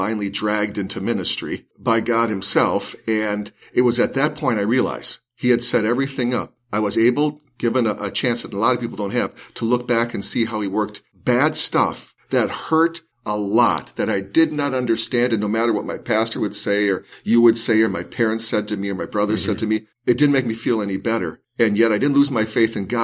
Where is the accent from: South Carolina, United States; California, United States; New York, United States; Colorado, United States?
California, United States; Los Angeles; I grew up in South Central Los Angeles, and I loved Los Angeles.